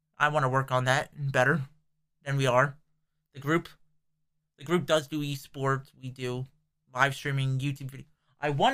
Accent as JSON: {"language": "English", "region": "New Jersey", "country": "United States", "said": "we're from New Jersey, but we're basing in New Jersey."}